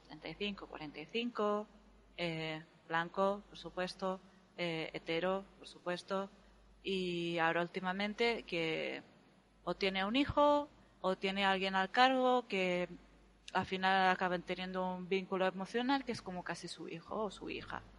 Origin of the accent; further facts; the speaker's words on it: Spain; los españoles somos hispánicos o somos latinos